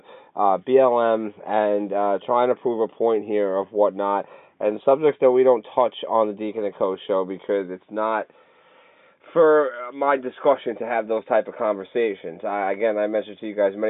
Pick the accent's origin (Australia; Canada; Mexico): Canada; I'm Canadian